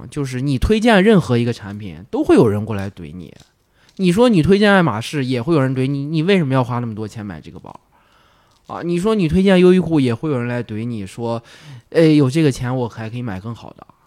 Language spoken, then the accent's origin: Chinese; northern China, China; moved away as an adult; now in Guangzhou, China; 那我是一个北方人嘛，我来广州没有，就是也是几年